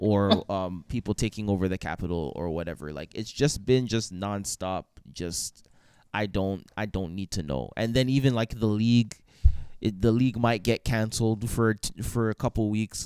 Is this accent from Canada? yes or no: yes; Canada; as a Canadian